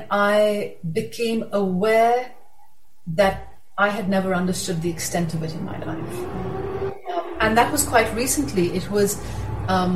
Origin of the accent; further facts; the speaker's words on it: Pakistan; I'm a Pakistani.